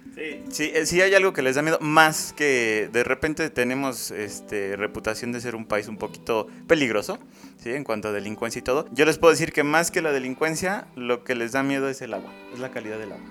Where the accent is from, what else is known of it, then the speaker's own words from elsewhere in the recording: Mexico; como mexicanos